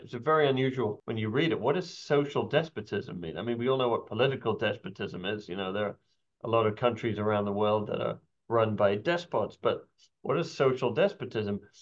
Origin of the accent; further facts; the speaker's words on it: United Kingdom; accent: British; now in United States; somebody with a British accent